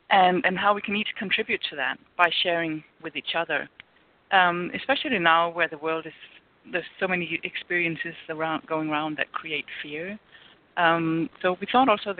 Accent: Denmark; moved away as an adult; I'm from Denmark, and I live here now

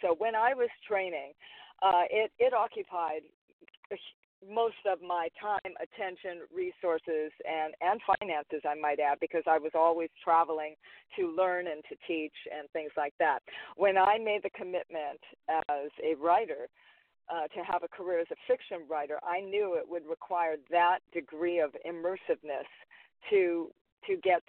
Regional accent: Hawaii, United States; When it came to Lily, even though I'm Hawaiian, she's not.

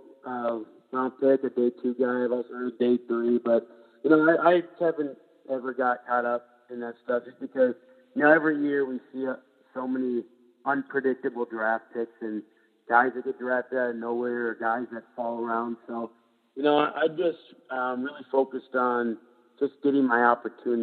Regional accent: Minnesota, United States; I've been living here for 22 years

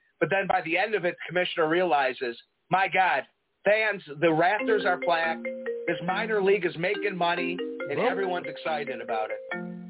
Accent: Prospect Heights, Illinois, United States; You know, I come from Prospect Heights.

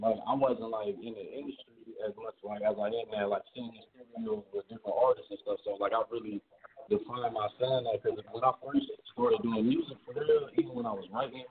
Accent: Wilmington, Delaware, United States; Yeah, so I'm from Wilmington.

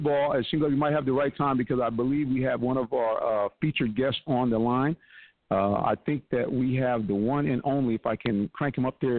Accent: Connecticut, United States; I mean, I came from Connecticut.

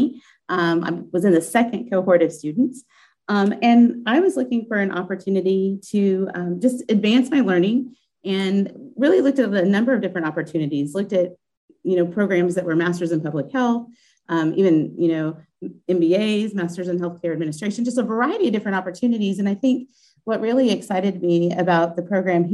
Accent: Kansas City, United States; moved away as an adult; also born or lived in Pacific Northwest; now in Mississippi, United States; I am originally from the Kansas City area, trained at University of Missouri in Kansas City

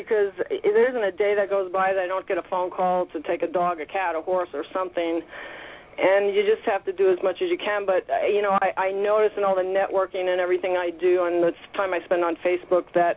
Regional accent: New York City, New York, United States; I grew up in New York City

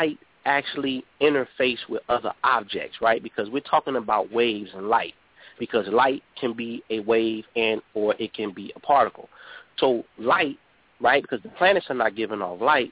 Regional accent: Chicago, Illinois, United States; here in Chicago, my hometown

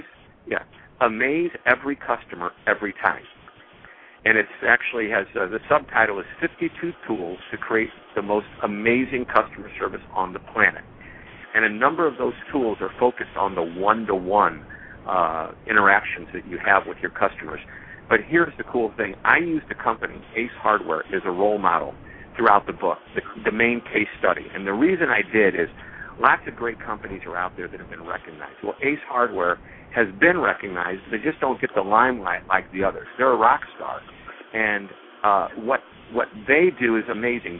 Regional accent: St. Louis, Missouri, United States; I was born in St. Louis, Missouri. I still live there

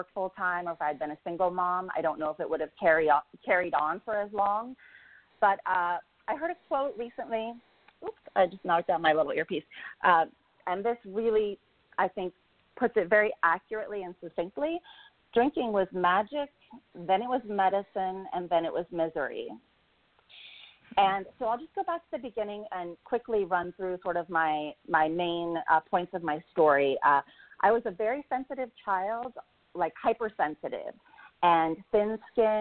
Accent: Kansas, United States; now in Los Angeles, United States; I grew up in Kansas.

